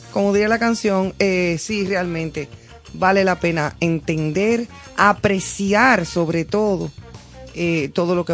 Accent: Dominican Republic; also born or lived in Spain; de ser dominicana porque realmente yo soy dominicana.

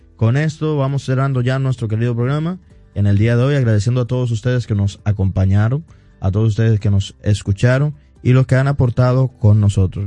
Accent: Dominican Republic; nosotros como dominicanos

